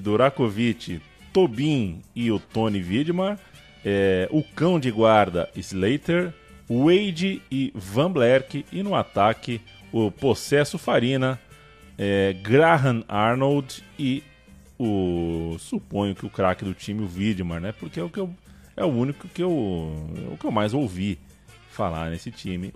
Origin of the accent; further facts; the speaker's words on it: Brazil; a gente vem de um país que tem Guimarães